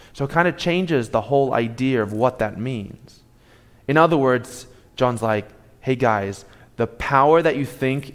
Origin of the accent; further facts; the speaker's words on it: Australia; moved away; I'm from Australia